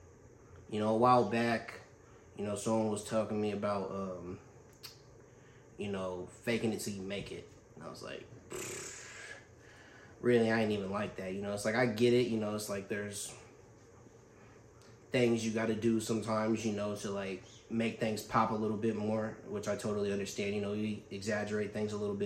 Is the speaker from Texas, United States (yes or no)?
no; Fairfield, California, United States; I grew up on Grande Circle, growing up in Fairfield